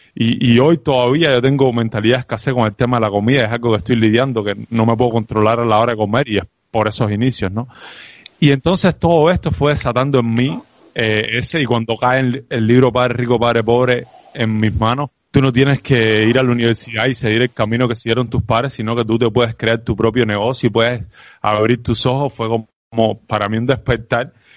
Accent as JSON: {"language": "Spanish", "country": "Cuba", "accent": "Cuban", "moved": "as an adult", "said": "mi sello cubano"}